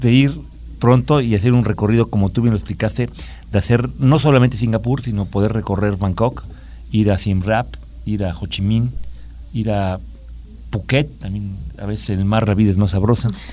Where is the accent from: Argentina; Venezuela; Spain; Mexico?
Mexico; como mexicano